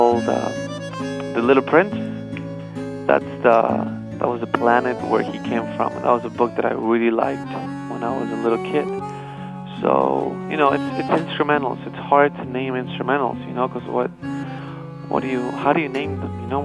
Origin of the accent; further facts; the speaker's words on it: Buenos Aires, Argentina; moved away as an adult; now in United States; I was born in Buenos Aires, and I lived there. I grew up there until I was 19, and then I moved to here to the States